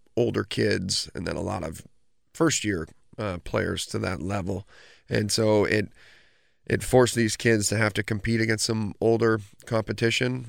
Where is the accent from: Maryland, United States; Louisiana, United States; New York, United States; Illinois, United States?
New York, United States; Oswego; growing up in Oswego